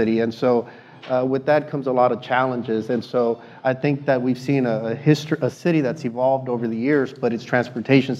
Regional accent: Houston, Texas, United States; my hometown, the city of Houston.

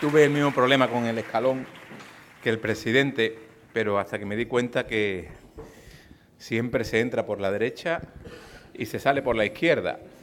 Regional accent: Andalusia, Spain; en mi tierra, en Andalucía

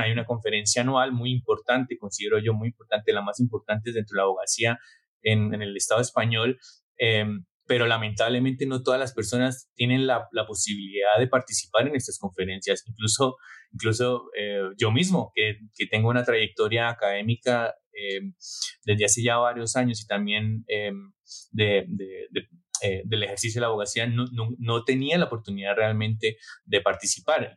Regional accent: Bucaramanga, Santander, Colombia; moved away as an adult; also born or lived in Basque Country, Spain; now in Barcelona, Spain; Yo provengo de una familia de clase media de Bucaramanga y emigré primero al País Vasco y después a Cataluña para estudiar y buscar nuevas oportunidades.

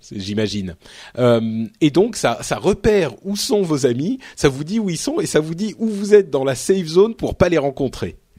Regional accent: Paris, Île-de-France, France; je suis Parisien

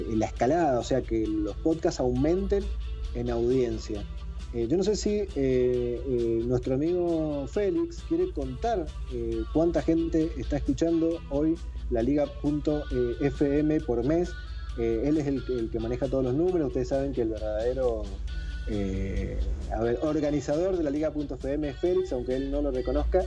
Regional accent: Mendoza, Argentina; Sebastián y yo somos de Mendoza, estamos a mil kilómetros de, Buenos Aires

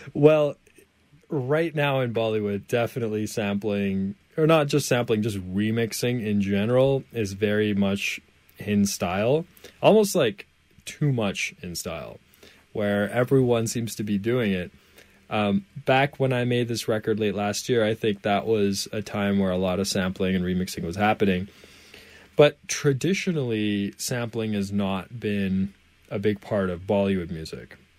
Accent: Canada; I'm from Canada, of course, and so for me, Canada is home.

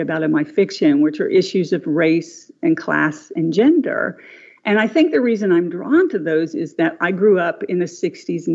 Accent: Huntington, West Virginia, United States; when I grew up in Huntington

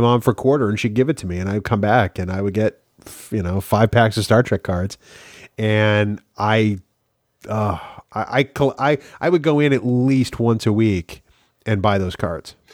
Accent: Manchester, New Hampshire, United States; growing up in Manchester, New Hampshire

